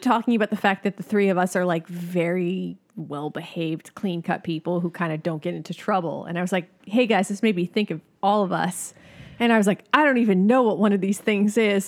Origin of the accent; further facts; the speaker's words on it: New York City, New York, United States; I grew up here